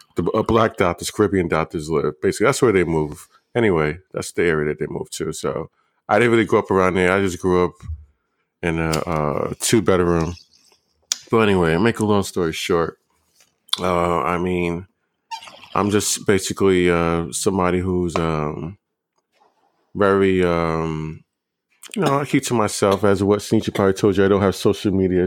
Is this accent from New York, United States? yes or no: yes; New York City, New York, United States; moved away as an adult; now in Los Angeles, United States; I was born and raised in Brooklyn, New York